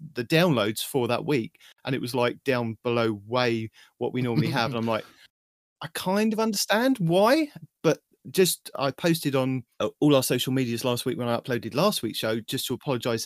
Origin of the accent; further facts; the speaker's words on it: United Kingdom; I'm your British host